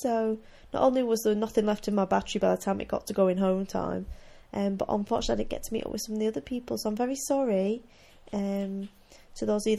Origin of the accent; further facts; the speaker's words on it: United Kingdom; because we're all British, so we stand there and we don't want to touch a yarn that someone else might be looking